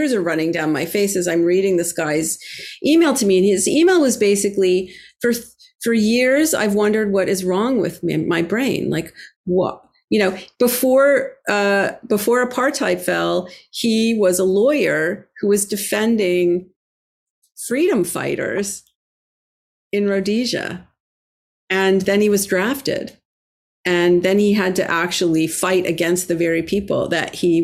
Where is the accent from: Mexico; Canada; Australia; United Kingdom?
Canada; Toronto, Ontario; now in Boston, United States; I grew up in Toronto, the home of the great, Toronto Maple Leafs, great hockey team. And I now currently live in Boston